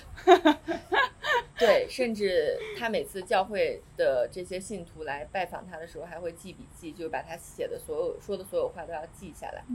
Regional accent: China; 咱们就是在红旗下长大大的的人人

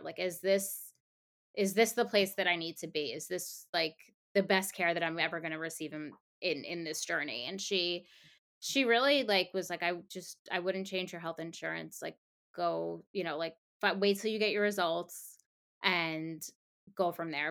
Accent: Long Island, New York, United States; now in New York City, United States; I grew up on Long Island

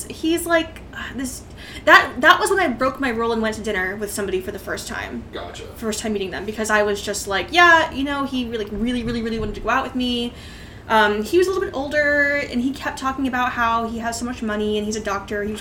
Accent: Northern California, United States; Uh, that at that time I was in Northern California.

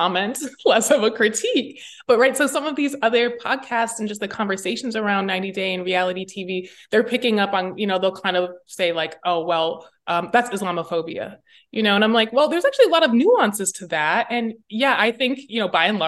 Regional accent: Midwest, United States; I'm from the Midwest

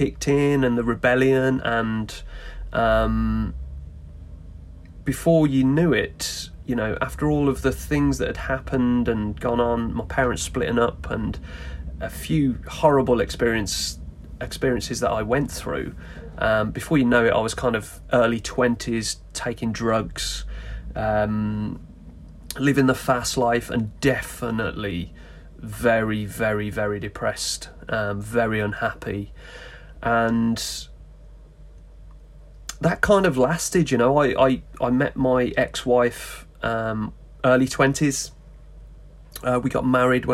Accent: West Midlands, United Kingdom; Born and bred in the West Midlands in the UK

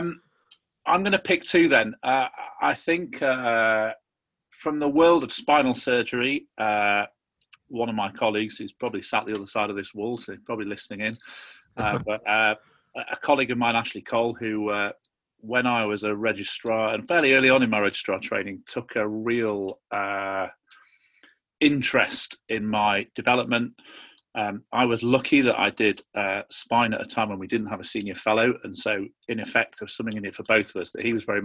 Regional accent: Yorkshire and the Humber, United Kingdom; I'm a Yorkshireman. Born and bred

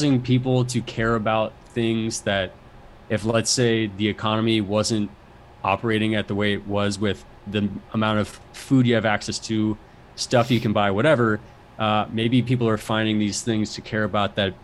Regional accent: Virginia, United States; moved away as an adult; also born or lived in Japan / Minneapolis / Arlington / Washington, D.C.; now in Los Angeles, United States; I grew up mostly in Virginia. My dad was military.

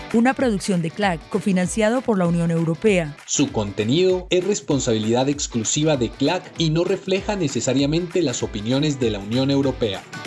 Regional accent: Mao, Valverde, Dominican Republic; nuestra ciudad y no solo de nuestra ciudad, sino de nuestra República Dominicana. Él también nos representa como dominicanos

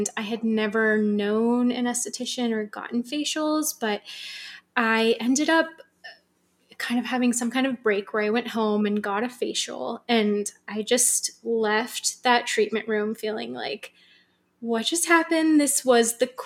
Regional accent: San Francisco, California, United States; also born or lived in New York / Australia / Los Angeles; So I was born in San Francisco, and I've lived in different places. I've lived in New York and Australia and LA, wow. but now I'm back home in Northern California

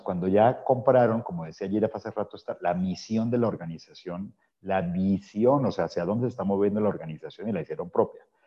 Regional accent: Colombia; mi tierra natal

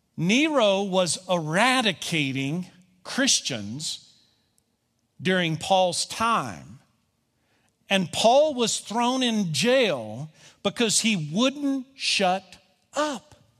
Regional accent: Kentucky, United States; I'm from Kentucky

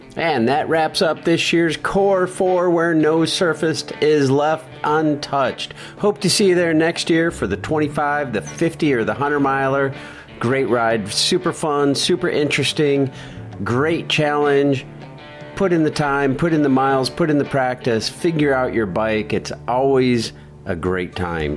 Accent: Alton, Illinois, United States; Alton, Illinois

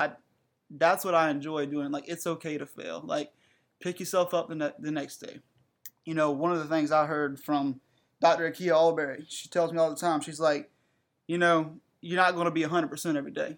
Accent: Breezeville, South Carolina, United States; moved away as an adult; now in North Carolina, United States; I'm from South Carolina, you know. Breezeville is where I'm from

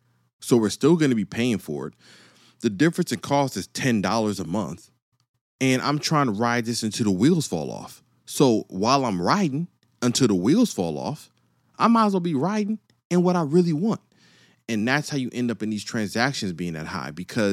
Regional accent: East Coast, United States; See, I grew up on the East Coast and the West Coast. So I went from sunny to snow.

